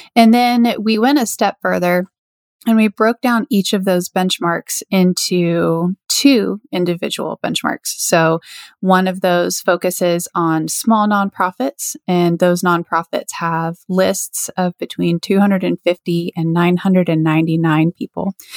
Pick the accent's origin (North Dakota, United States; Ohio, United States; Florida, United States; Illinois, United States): Florida, United States; Lakeland; an organization here in my hometown, uh, Lakeland, Florida